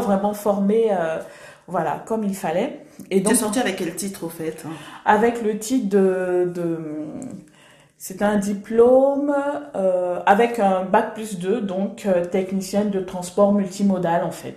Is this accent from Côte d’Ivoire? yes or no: yes; Abidjan, Côte d’Ivoire; accent: Ivorian; moved away as an adult; now in Nice, France; je suis née en Côte d'Ivoire, hein, à Abidjan, d'une mère euh, burkinabé, mhm. d'un père euh, sénégalais, donc euh, multiculture. Et je suis, j'ai grandi, j'ai fait 25 ans en Côte d'Ivoire, et donc j'ai cette culture totalement ivoirienne. J'ai l'accent ivoirien